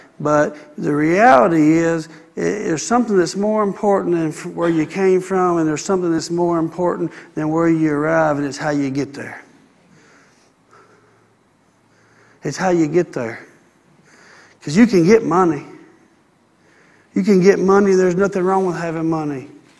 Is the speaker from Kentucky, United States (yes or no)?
no; Gardendale, Alabama, United States; Where are you from? Trafford, Bradford, Pinson. That's where I'm from. That's where I'm from. I'm from Gardendale.